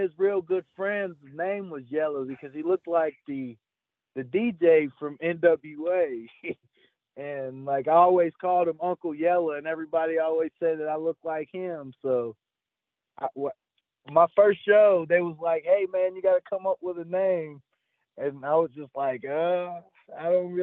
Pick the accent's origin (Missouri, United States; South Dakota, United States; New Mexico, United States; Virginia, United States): Virginia, United States; Roanoke; also born or lived in Melbourne, Florida / Salem, Virginia / Shawsville, Virginia; I was born in Florida, but I was raised in Roanoke, Virginia